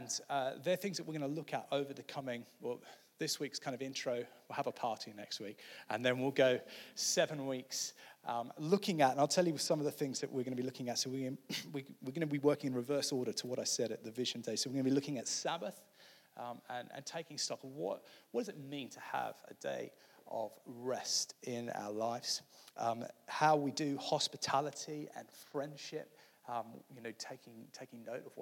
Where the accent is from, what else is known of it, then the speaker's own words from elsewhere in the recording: Australia; now in United States; So I grew up in Australia, as some of you know. You probably can't hear it in my accent anymore.